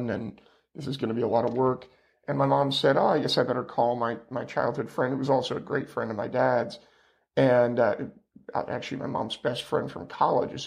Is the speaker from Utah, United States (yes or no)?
no; Petaluma, California, United States; I was raised in Petaluma, California, which is just north of San Francisco, about 40 miles